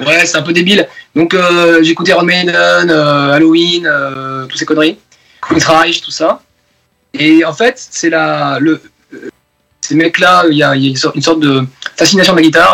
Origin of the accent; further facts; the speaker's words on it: Bordeaux, Nouvelle-Aquitaine, France; also born or lived in Basque Country; now in Paris region, France; j'ai vécu à Bordeaux, mais toute ma famille du Pays Basque